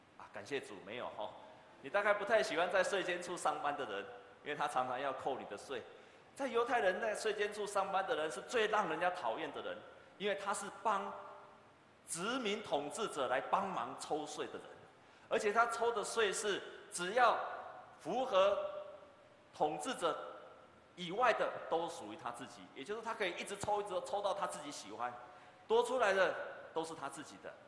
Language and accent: Chinese; Taiwan; 我们台湾人的特质是什么呢